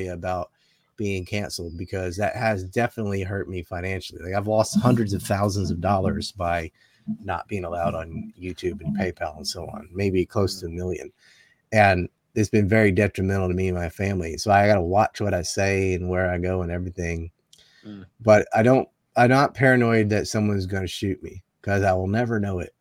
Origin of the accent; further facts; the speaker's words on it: the Carolinas, United States; I'm from the Carolinas